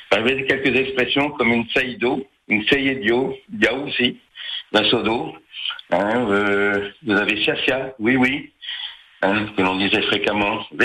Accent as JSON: {"language": "French", "area": "Pleucadeuc area", "region": "Brittany", "country": "France", "tie": "born or raised there", "said": "je parlais quelques expressions du galop, oui. Effectivement, parce que je suis né à Coermel, Morbihan"}